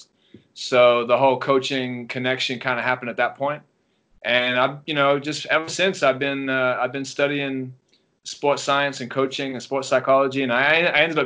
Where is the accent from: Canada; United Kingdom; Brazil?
United Kingdom; England; moved away as an adult; now in Los Angeles, United States; I'm from England originally, if you didn't guess with the accent. Some people think I'm from South Africa, but I'm not. Or Australia. I'm from England. I was there till I was about 18, and then I came over to the States